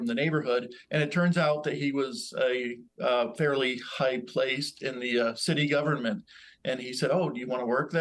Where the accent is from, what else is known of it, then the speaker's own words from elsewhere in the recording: Burlington, Vermont, United States; moved away; I grew up in Burlington, Vermont, which is Ethan Allen's hometown